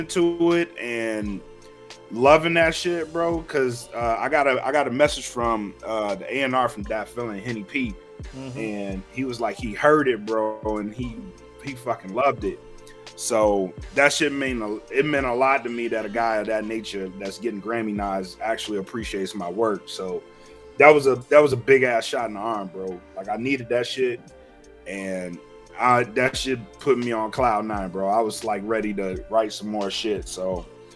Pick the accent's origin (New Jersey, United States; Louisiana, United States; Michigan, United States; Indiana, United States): Louisiana, United States; Oakdale; moved away; Shout out to Oakdale, Louisiana, and specifically the class of 2001, which I graduated in.